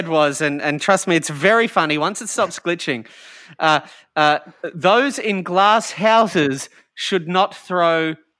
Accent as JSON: {"language": "English", "town": "Toyota City", "region": "Aichi", "country": "Japan", "tie": "born or raised there", "said": "you know I grew up in Toyota City with a father that worked for Toyota?"}